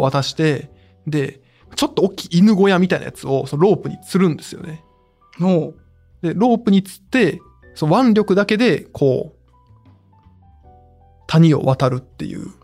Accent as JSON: {"language": "Japanese", "region": "Nara", "country": "Japan", "tie": "born or raised there", "moved": "as an adult", "lives_now": "Tokyo, Japan", "said": "奈良には十八年しかいなくて"}